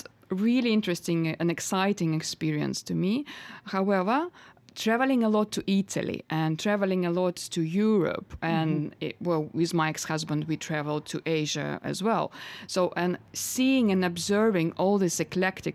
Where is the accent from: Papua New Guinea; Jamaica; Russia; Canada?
Russia; Novosibirsk, Novosibirsk Oblast; English is a second language; moved away as an adult; now in London, United Kingdom; my hometown in Novosibirsk, where I'm originally from.